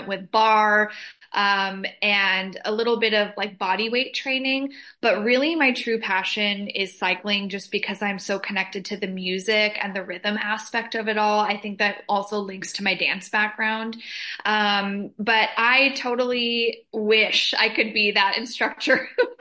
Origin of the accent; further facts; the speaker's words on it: Southern California, United States; now in Los Angeles, United States; Born and raised in Southern California